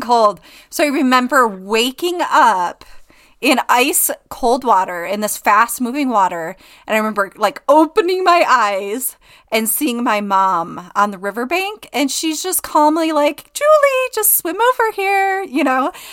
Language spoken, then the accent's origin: English; Okemos, Michigan, United States; moved away as an adult; also born or lived in Traverse City, Michigan / Georgia; now in Utah, United States; I grew up, um, near Lansing, Michigan, and Okemos